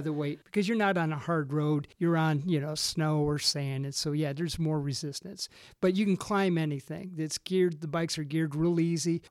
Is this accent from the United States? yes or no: yes; Racine, Wisconsin, United States; moved away; also born or lived in Michigan / Texas; I was originally from, uh, Racine, Wisconsin, ended up in Michigan.